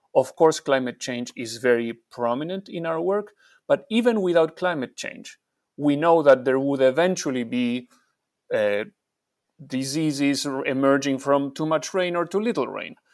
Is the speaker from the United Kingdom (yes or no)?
no; Argentina; I'm from Argentina